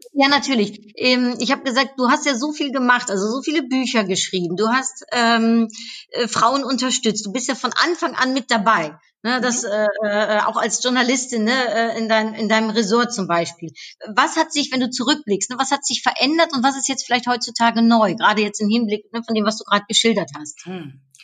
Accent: Cologne, North Rhine-Westphalia, Germany; ich bin in Köln aufgewachsen

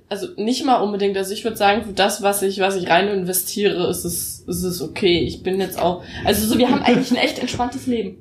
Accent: Thuringia, Germany; bei uns in Thüringen ist halt Mathe sowieso erhöhtes Anforderungsniveau

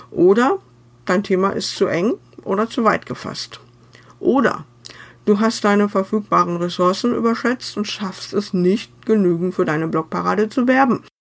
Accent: North Rhine-Westphalia, Germany; Ich selber bin Westfälin und nicht wirklich Freundin des närrischen Treibens

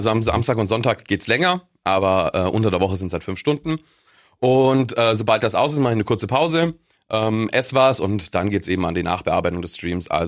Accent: Augsburg, Bavaria, Germany; Äh, ich ich komme aus Augsburg.

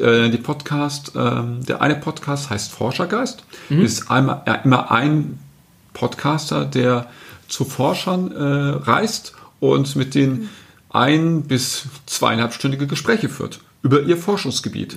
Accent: North Rhine-Westphalia, Germany; ich bin aus Westfalen

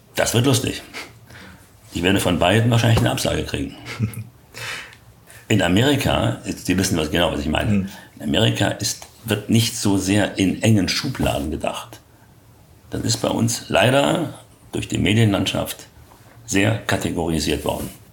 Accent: Berlin, Germany; moved away as an adult; Ich bin ja in Berlin geboren, hier groß geworden und bin mit 40 Jahren dann weggezogen

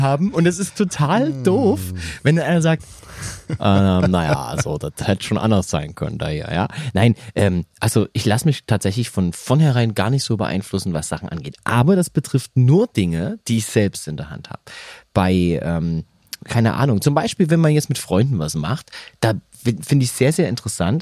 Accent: Saxony, Germany; accent: Saxon; moved away; Ich bin gerne in Sachsen geboren. Ich wohnte sehr gerne da.

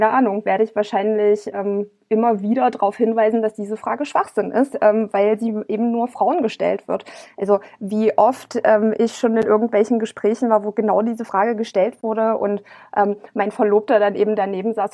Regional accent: East Germany, Germany; als Ossi ist es dann immer noch so ständig eben nur als Jammer-Ossi dazustehen und, und nicht als ähm, Vertreterin legitimer Interessen eines ja schon sehr großen Landstrichs

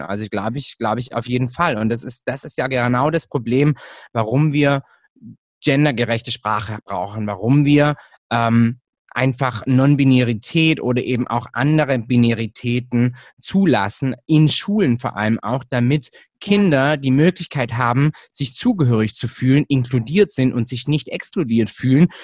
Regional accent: Hechingen, Baden-Württemberg, Germany; now in Stuttgart, Germany; Ich bin Deutscher, ich bin hier in Deutschland aufgewachsen

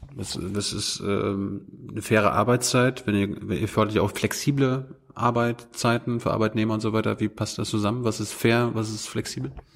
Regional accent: Germany; als Deutschland

